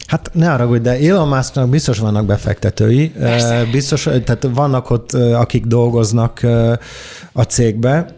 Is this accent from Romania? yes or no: no; Italy; Hungarian is a second language; moved away as an adult; also born or lived in London; now in Budapest, Hungary; Olaszországban nőttem fel, ott születtem